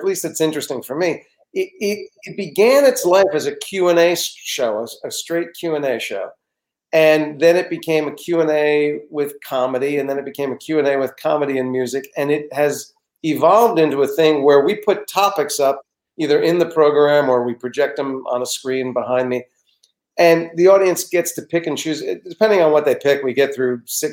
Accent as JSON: {"language": "English", "region": "New Jersey", "country": "United States", "tie": "born or raised there", "said": "when I was a kid growing up in New Jersey"}